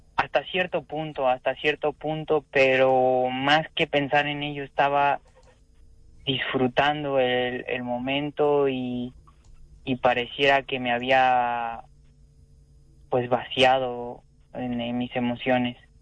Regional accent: Mexico; moved away; also born or lived in Spain

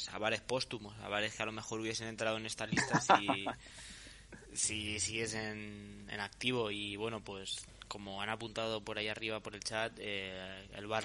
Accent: Pinto, Community of Madrid, Spain; Porque los que somos de la Rábida sabemos que, el Parque Santo Domingo es la diferencia entre.

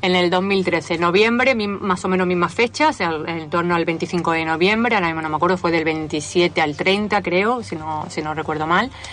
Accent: Andalusia, Spain; moved away as an adult; now in Argentina; de Andalucía pero residente, residente de la Argentina de hace ocho años

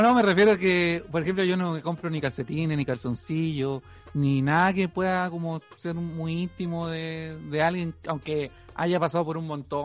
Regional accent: Arica, Arica y Parinacota, Chile; moved away; yo al ser de Arica

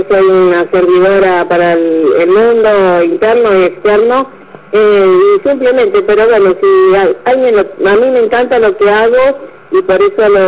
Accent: Rosario, Santa Fe, Argentina; moved away as an adult; now in Baradero, Argentina; yo soy de Rosario, estamos acá hace unos años por el trabajo de mi marido

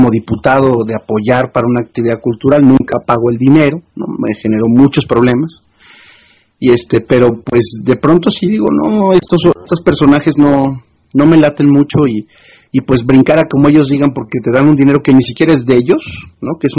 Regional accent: Córdoba, Veracruz, Mexico; una posibilidad de trabajar en comunicación social de la ciudad natal de donde yo soy, Córdoba, gobernada por Acción Nacional en aquel momento

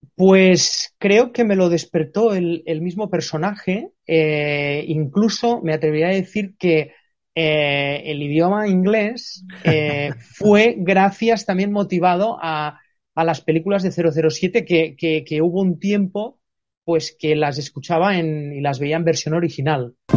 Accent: Spain

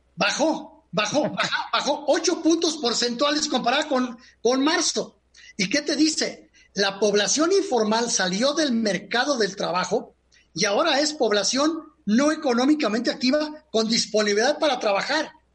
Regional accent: Mexico; somos los mexicanos de 15 años hasta 60

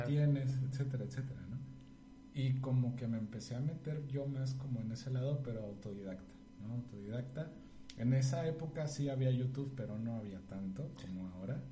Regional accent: San Luis Potosí, Mexico; yo nací en San Luis Potosí

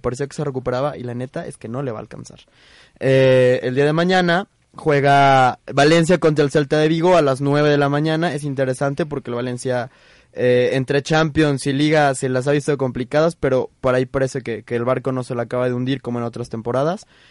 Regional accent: Mexico; soy obviamente mexicano.

